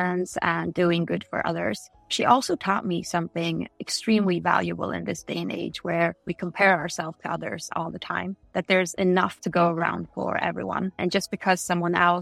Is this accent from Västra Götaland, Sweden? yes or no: no; Degerfors, Värmland, Sweden; also born or lived in Gothenburg; A couple of years in the suburbs of Gothenburg, and then most of my childhood was spent in Degerfors, Värmland, where soccer is religion